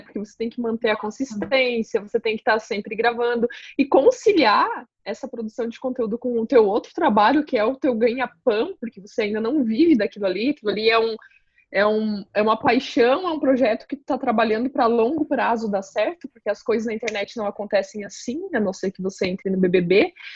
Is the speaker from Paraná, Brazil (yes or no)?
yes; Paraná, Brazil; now in Santa Catarina, Brazil; Eu nasci no Paraná, então quando eu vim para Santa Catarina